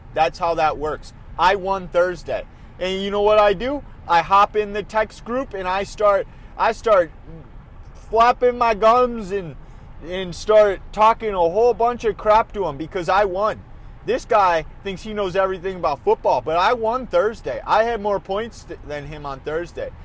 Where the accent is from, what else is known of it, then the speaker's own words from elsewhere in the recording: Minnesota, United States; they're my home, my home state